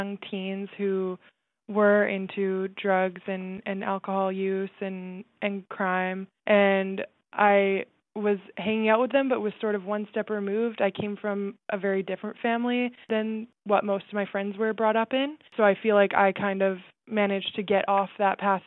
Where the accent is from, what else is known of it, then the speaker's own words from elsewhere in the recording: Langley, British Columbia, Canada; I'm from Langley, British Columbia